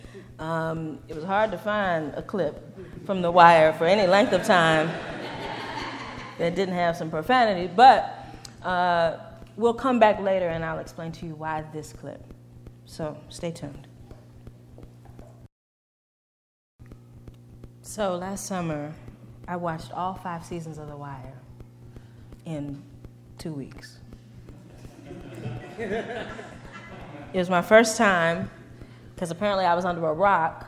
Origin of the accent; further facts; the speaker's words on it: Detroit, Michigan, United States; also born or lived in central Pennsylvania; now in Pennsylvania, United States; I am from Detroit originally, but came here from central Pennsylvania, where I am a student at Lancaster Theological Seminary